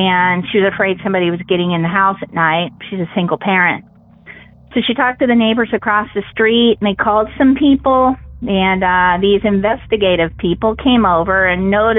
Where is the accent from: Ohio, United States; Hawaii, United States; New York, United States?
Ohio, United States; Columbus; I'm from Ohio